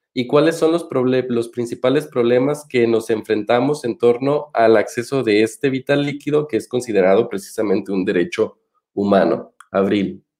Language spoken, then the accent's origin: Spanish; Michoacán, Mexico; yo soy michoacano y vengo particularmente de una tierra